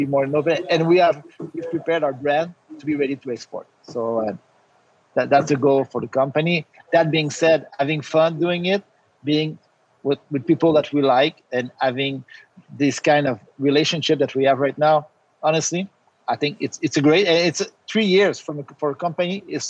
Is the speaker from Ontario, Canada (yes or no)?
no; Quebec, Canada; we're all from Quebec. We're all based from Quebec.